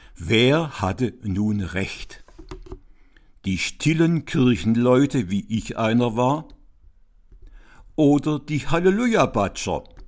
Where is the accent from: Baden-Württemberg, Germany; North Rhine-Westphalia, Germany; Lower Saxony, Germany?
Baden-Württemberg, Germany; Swabia; in seine schwäbische Heimatstadt, also da, wo ich aufgewachsen bin